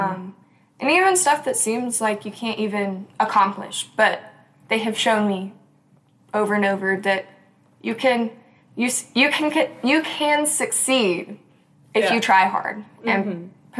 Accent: Clinton, United States; I grew up in Clinton. We live out in the country. I've never moved houses once

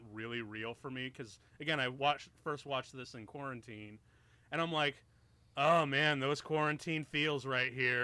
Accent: outer Chicago suburbs, Illinois, United States; I grew up in the outer Chicago land, like the outer Chicago suburbs

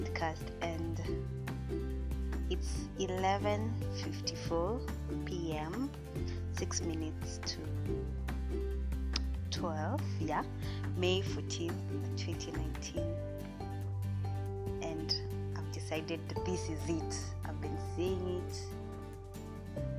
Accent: Kenya; I'm a Kenyan lady

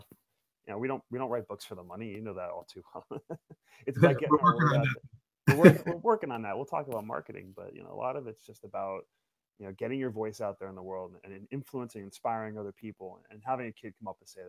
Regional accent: Yonkers, New York, United States; I ended up back working for a company called Kawasaki out of Yonkers, which is about three blocks from where I was born. I'm a New Yorker, born and raised.

